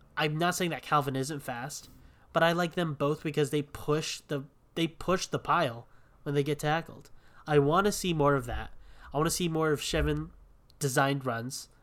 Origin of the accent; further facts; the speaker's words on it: Hawaii, United States; we're both from Hawaii